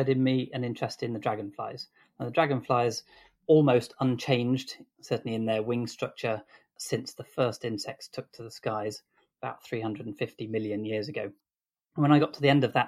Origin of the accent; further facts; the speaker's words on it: Grantham, East Midlands, United Kingdom; moved away as an adult; also born or lived in Exeter; When I was young, I grew up in Grantham in Lincolnshire